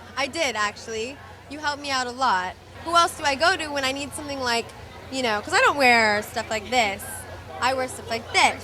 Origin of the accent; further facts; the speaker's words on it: Malibu, California, United States; growing up in Malibu, walking down the street, I would hear people literally scream, "Pizza girl!"